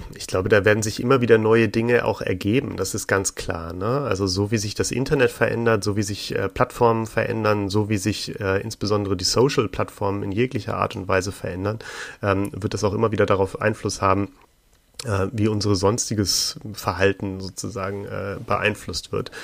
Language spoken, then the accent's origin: German; Hamburg, Germany; für ein paar äh, Zeitungen in Hamburg, wo ich geboren bin